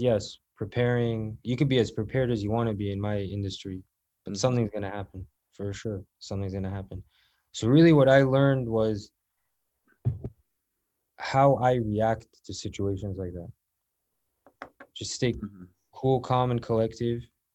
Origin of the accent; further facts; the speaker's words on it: South Florida, United States; I grew up in South Florida